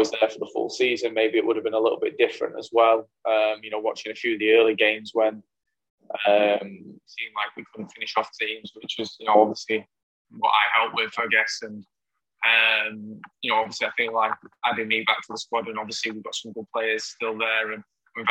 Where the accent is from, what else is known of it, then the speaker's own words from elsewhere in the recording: England, United Kingdom; moved away as an adult; now in Sydney, Australia; I'm very English.